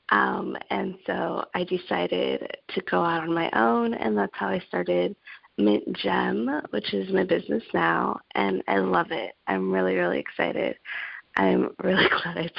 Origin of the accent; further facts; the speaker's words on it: Los Angeles, California, United States; I am from Los Angeles, California